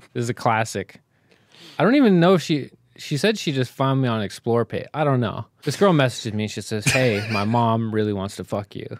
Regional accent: Canada; being fucking Canadian shitheads

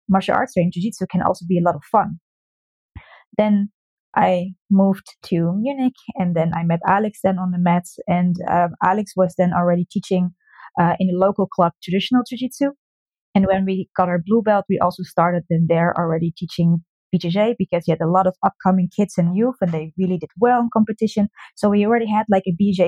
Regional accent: Netherlands; moved away; I'm originally from the Netherlands and I started also in the Netherlands

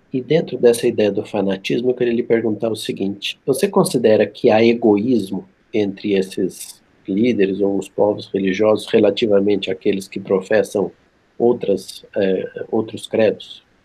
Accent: interior of São Paulo, Brazil; as ruas lá da cidade onde eu nasci, no interior de São Paulo

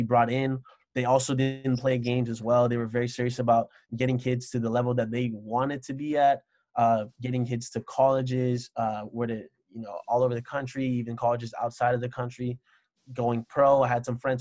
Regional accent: Miami, Florida, United States; moved away as an adult; also born or lived in Orlando, Florida; now in Columbus, United States; I'm coming from Miami, Florida, living in Orlando to go to Ohio

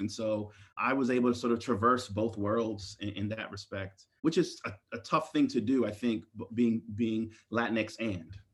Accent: Maryland, United States; I was born and raised in Maryland

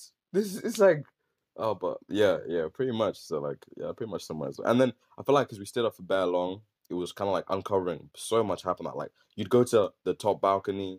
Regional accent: Slough, South East England, United Kingdom; moved away; also born or lived in Leicester; I'm from, like, I was born in Slough

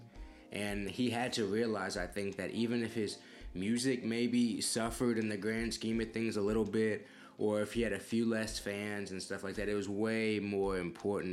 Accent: Houston, Texas, United States; where I'm from in Houston

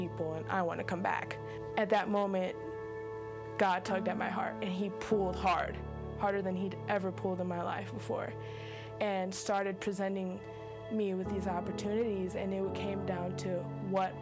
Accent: Indiana, United States; moved away as an adult; now in Florida, United States; I grew up in Indiana. I have been living in Florida now

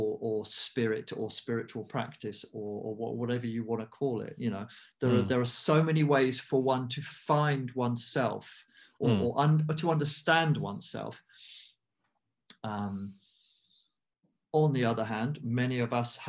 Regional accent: United Kingdom; I'm half Indian, I'm half English. I was born in the UK

